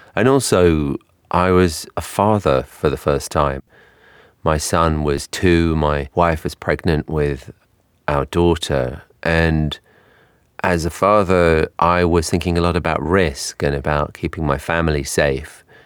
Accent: London, United Kingdom; accent: English; moved away as an adult; now in New York, United States; my accent is English. I grew up in London, but I've lived in New York for twelve years now

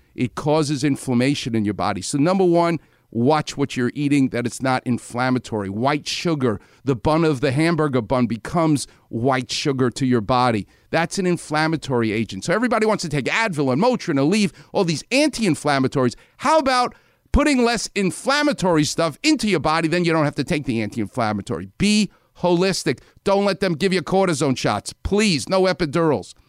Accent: New York, United States; I'm from New York

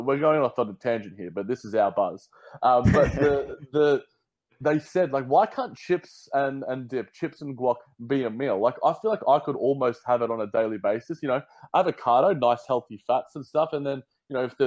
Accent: Australia; also born or lived in London; my accent, in Australia

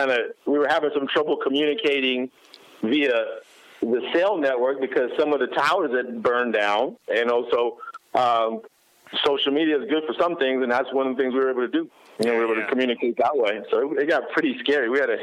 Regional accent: Youngstown, Ohio, United States; moved away as an adult; also born or lived in Manhattan, Kansas; now in Los Angeles, United States; I grew up in Youngstown, Ohio, a real tough steel mill, you know, old Rust Belt type town, and huge football tradition.

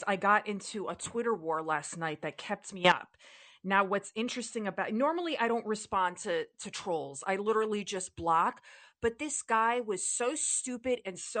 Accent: New York City, New York, United States; I'm born and raised in the Bronx

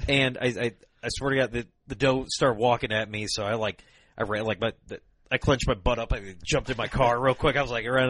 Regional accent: Rock Island, Illinois, United States; that's actually my hometown. You know, I was born and raised there.

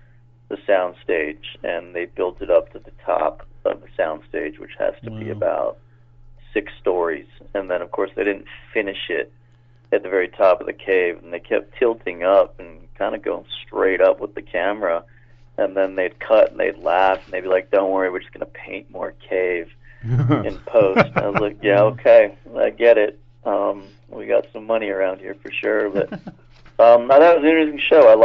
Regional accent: Toronto, Ontario, Canada; moved away as an adult; also born or lived in Los Angeles; now in Vancouver, Canada; Originally, I'm from Toronto

